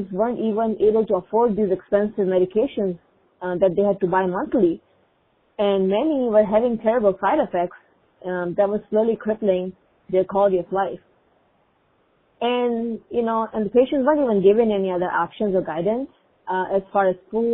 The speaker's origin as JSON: {"language": "English", "country": "Pakistan", "tie": "born or raised there", "first_language": "Urdu", "second_language": "English", "moved": "yes", "lives_now": "Minnesota, United States", "said": "I am originally from Pakistan, and growing up, my mom and other relatives, my aunts, used many natural remedies"}